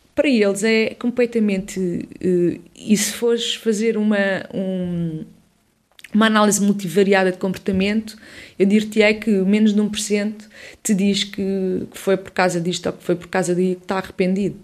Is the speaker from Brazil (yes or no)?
no; Odivelas, Lisbon, Portugal; also born or lived in Campo de Ourique, Lisbon; cresci em Odivelas, sou de Lisboeta, do centro de Lisboa, Campo, Campo de Orique